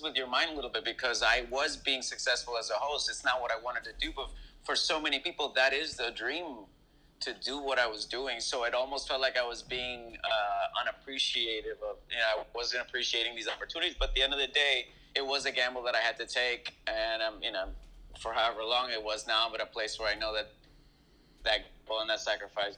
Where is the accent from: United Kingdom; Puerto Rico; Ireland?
Puerto Rico; moved away; also born or lived in Fresno, California / Los Angeles; I'm born and raised in Puerto Rico